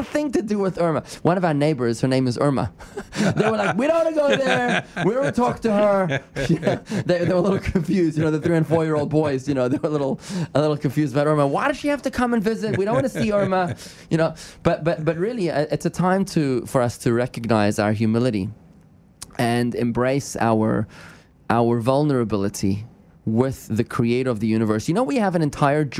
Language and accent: English; South Africa; moved away; I'm from South Africa, okay? I'm from South Africa.